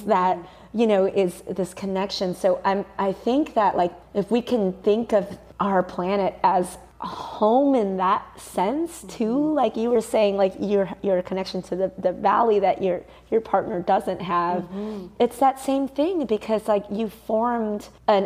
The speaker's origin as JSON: {"language": "English", "town": "Mount Prospect", "region": "Illinois", "country": "United States", "tie": "born or raised there", "said": "I grew up outside of Chicago in a suburb called Mount Prospect."}